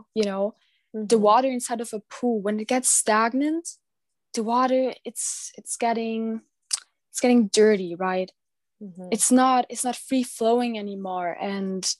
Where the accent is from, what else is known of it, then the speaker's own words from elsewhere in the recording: Germany; I'm 17 years old and I'm from Germany.